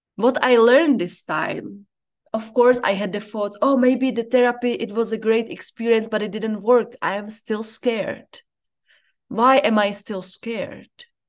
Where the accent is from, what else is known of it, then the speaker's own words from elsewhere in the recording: Czechia; moved away as an adult; now in Zambia; I'm from the Czech Republic and I live in Zambia